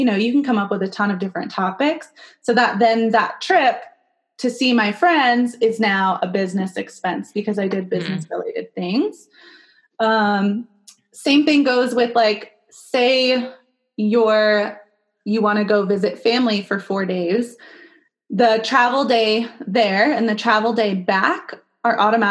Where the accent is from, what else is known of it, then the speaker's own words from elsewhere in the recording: California, United States; now in Arizona, United States; So I live in Arizona, but I'm from California.